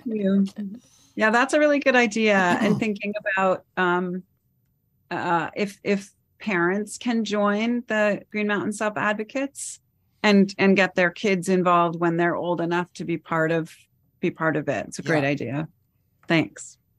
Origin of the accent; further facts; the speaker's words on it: Shelburne, Vermont, United States; I grew up in Shelburne.